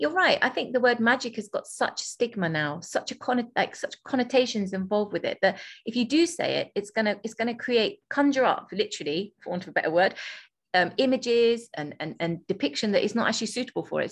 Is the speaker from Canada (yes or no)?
no; England, United Kingdom; I'm from England